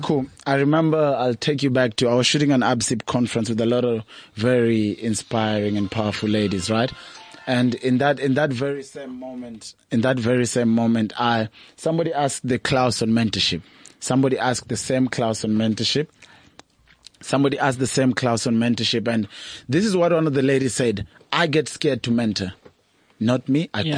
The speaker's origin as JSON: {"language": "English", "region": "Nairobi", "country": "Kenya", "tie": "born or raised there", "moved": "as an adult", "lives_now": "South Africa", "said": "I was born and raised in Kawangware."}